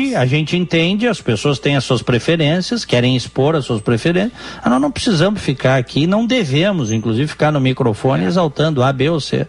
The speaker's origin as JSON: {"language": "Portuguese", "country": "Brazil", "moved": "yes", "said": "o fato de eu morar no exterior, eu continuo sendo brasileiro, não revogaram a minha cidadania ainda."}